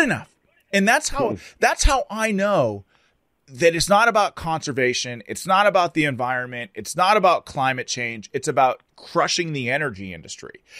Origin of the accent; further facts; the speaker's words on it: Pittsburgh, Pennsylvania, United States; I'm from Pittsburgh, born and raised, fourth yep. generation, Western Pennsylvania